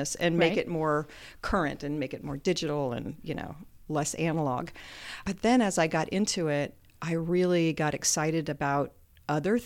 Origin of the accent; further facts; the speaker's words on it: Northern Virginia, United States; moved away as an adult; now in Muncie, United States; I spent most of my youth in the Northern Virginia area, so Metro D.C. area.